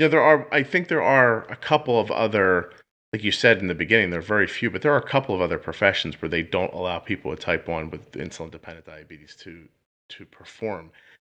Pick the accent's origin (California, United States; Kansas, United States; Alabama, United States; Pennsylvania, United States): Pennsylvania, United States; Philadelphia; So, I'm in Philadelphia, right around, well, I'm outside of Philadelphia, New Jersey. And I grew up in Philly my whole life.